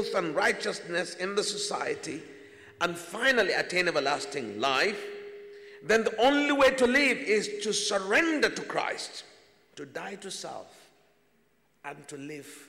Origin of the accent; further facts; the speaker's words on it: Nigeria; as a Nigerian